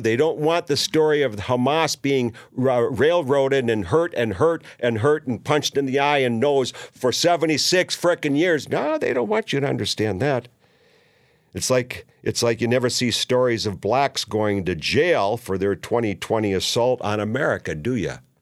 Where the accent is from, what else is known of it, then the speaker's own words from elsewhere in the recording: Minneapolis, Minnesota, United States; a neighbor of mine growing up in South Minneapolis